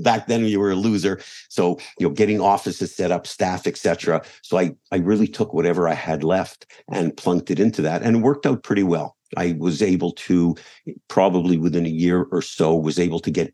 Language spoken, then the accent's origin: English; Montreal, Quebec, Canada; moved away; as a kid growing up in Montreal